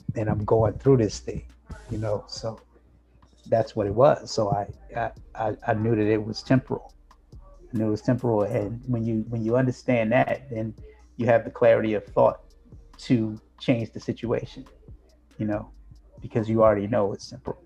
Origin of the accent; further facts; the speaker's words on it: New Jersey, United States; My parents from Greenville, North Carolina, right? They moved to New Jersey. I was born in New Jersey